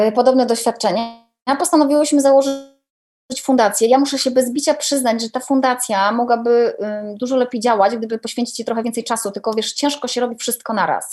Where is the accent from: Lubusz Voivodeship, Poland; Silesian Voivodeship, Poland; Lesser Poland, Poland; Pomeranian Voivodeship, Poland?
Pomeranian Voivodeship, Poland; Gdynia; also born or lived in Częstochowa / Słupsk; now in Warsaw, Poland; Obecnie mieszkam w Warszawie, ale wiesz, jestem gdynianką